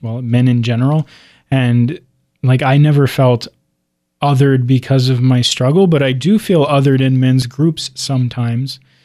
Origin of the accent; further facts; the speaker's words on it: Cincinnati, Ohio, United States; moved away; also born or lived in Dallas; growing up in Cincinnati